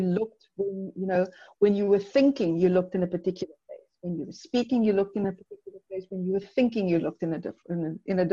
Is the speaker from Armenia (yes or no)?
no; South Africa; I'm from South Africa. We have 11 official languages